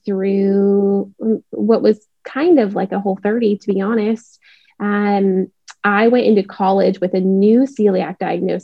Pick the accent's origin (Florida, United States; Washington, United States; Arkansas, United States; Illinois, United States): Washington, United States; Seattle; now in Dallas, United States; I live in Dallas, Texas. I grew up in Seattle